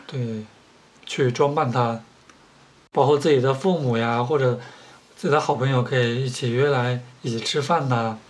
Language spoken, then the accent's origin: Chinese; southern China, China; now in Beijing, China; 作为南方人，生活在北方